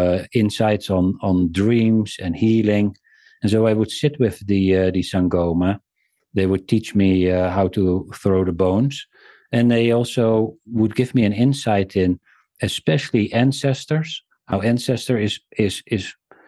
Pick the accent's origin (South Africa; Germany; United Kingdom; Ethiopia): South Africa; born there; Well, I was born in South Africa.